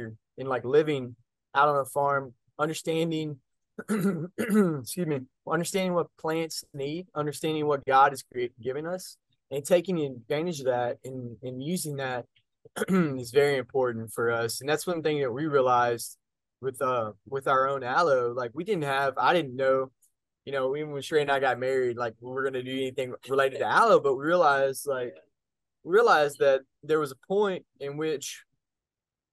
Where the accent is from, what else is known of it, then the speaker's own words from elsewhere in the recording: North Texas, United States; I grew up in North Texas and grew up on a farm